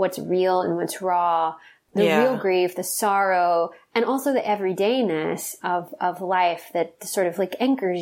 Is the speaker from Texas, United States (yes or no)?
yes; Texas, United States; now in Los Angeles, United States; I really loved a lot of my experiences growing up in Texas